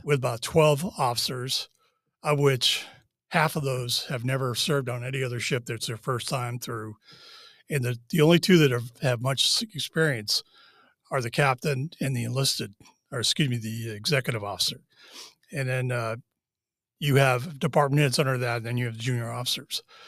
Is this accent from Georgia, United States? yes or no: no; Wellesley, Massachusetts, United States; moved away as an adult; now in Charlottesville, United States; I grew up in Wellesley, Massachusetts